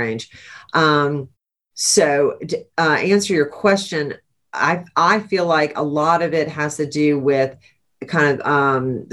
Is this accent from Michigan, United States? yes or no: no; Charleston, South Carolina, United States; I'm from Charleston